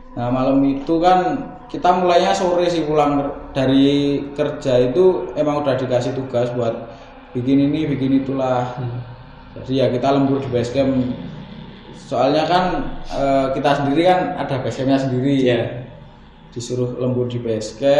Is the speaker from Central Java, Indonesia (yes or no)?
no; Kulon Progo, Special Region of Yogyakarta, Indonesia; now in Sleman, Indonesia; saya dari Kulon Progo dan kebetulan di di Sleman ini bekerja sama Mas Adit